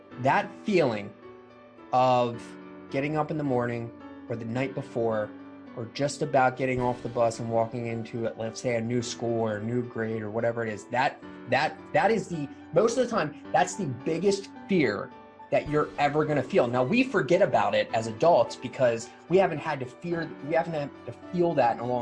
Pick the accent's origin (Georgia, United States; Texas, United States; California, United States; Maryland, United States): Maryland, United States; Baltimore; I'm in Baltimore, Maryland, my hometown